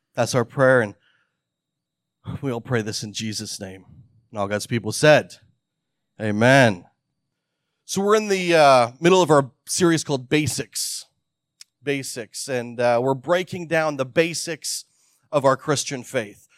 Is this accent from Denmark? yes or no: no; Canada; When I was thirteen or fourteen years old, I was growing up in Canada, and we had just moved from a, a large city to the, a, a very remote part of the province.